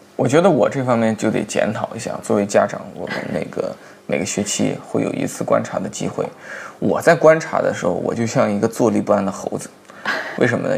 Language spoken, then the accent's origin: Chinese; China; 我们中国人的俗话来讲，他像个小大人儿